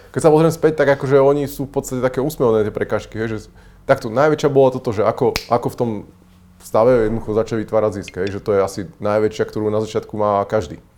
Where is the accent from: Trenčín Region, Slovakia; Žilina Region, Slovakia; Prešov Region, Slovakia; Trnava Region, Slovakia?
Žilina Region, Slovakia; Žilina; som zo Žiliny